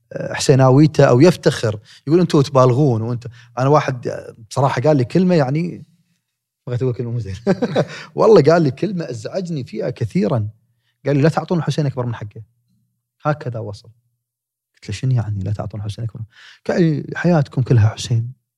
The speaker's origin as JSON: {"language": "Arabic", "country": "Kuwait", "said": "تخصص في جامعه جاست عندنا بالكويت"}